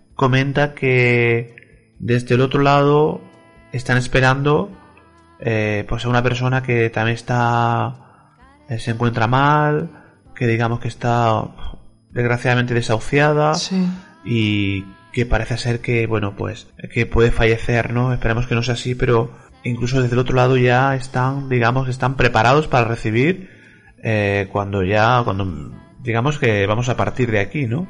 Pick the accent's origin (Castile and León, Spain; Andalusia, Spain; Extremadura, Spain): Andalusia, Spain; Granada; soy de Granada